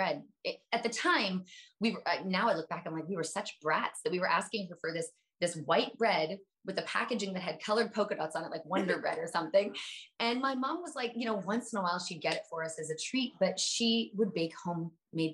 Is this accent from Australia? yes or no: no; Canada; I'm Canadian.